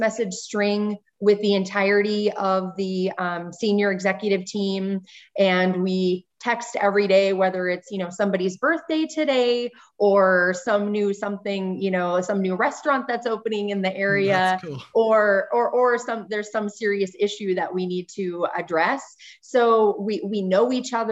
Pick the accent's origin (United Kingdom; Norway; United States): United States; Montana; also born or lived in Texas; I was born and raised in Montana, spent most of my life in the Northwest, other than my medical training in Texas